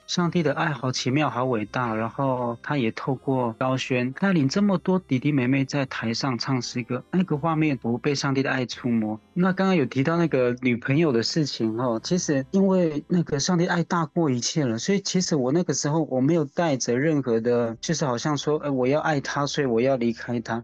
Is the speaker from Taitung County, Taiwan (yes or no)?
yes; Haiduan, Taitung County, Taiwan; 我是来自台东海端乡的 的布农族